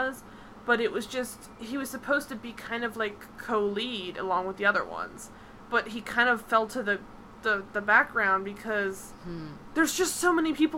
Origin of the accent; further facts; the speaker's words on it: Philadelphia, Pennsylvania, United States; I'm from Philadelphia